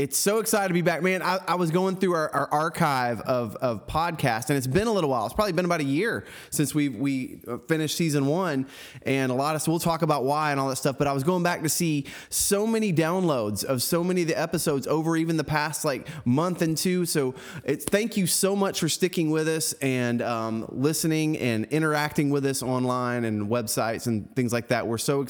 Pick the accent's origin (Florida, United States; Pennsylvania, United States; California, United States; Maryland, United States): Florida, United States; Central; I grew up in Central Florida, so I was very close to it.